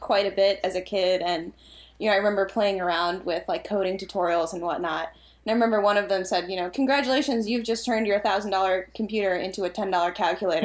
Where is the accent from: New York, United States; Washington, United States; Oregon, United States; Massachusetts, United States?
Massachusetts, United States; now in Virginia, United States; I am from Massachusetts